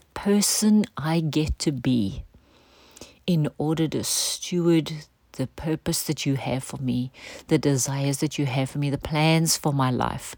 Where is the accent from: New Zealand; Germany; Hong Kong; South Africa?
South Africa; a part of how we grew up in culture in South Africa